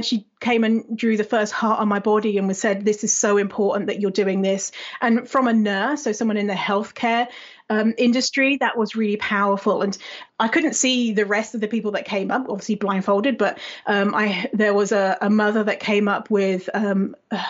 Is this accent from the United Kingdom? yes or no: yes; United Kingdom; moved away as an adult; now in Canada; I'm British, but I live in Canada normally